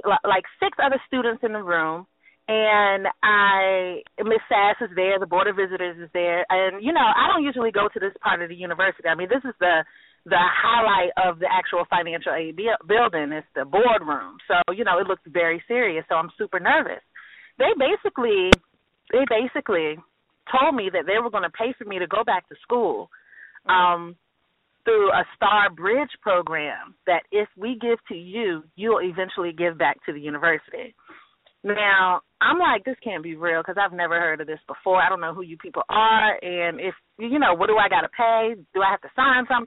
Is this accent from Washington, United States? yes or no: no; Portsmouth, Virginia, United States; also born or lived in New York; I'm from Portsmouth, Virginia. This is my hometown.